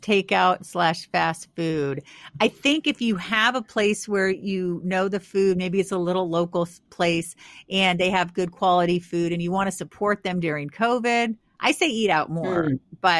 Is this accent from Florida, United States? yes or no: no; California, United States; moved away; I came from California 20 years ago. Actually, it'll be 21 years ago in April to the East Coast. I'd never lived in cold weather.